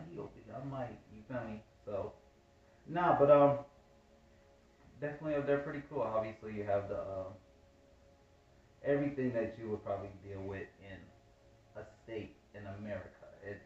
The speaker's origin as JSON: {"language": "English", "town": "Dayton", "region": "Ohio", "country": "United States", "moved": "yes", "lives_now": "Atlanta, United States", "said": "I am from Dayton, Ohio."}